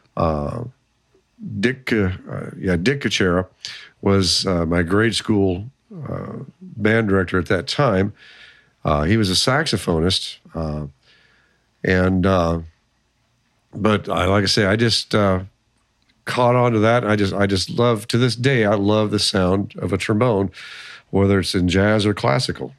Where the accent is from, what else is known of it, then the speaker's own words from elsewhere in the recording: Lincoln, Nebraska, United States; also born or lived in Waverly, Nebraska; I was born here in Lincoln. Uh, basically, all of my life, except for two years uh, in Waverly, Nebraska, which is about five miles east of Lincoln.